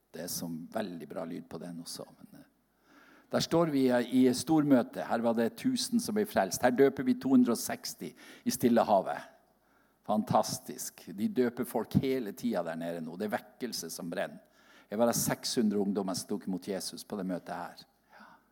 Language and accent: Norwegian; Seløya, Helgeland coast, Nordland, Norway; moved away; jeg kom ifra, opp fra Seløya på Helgelandskysten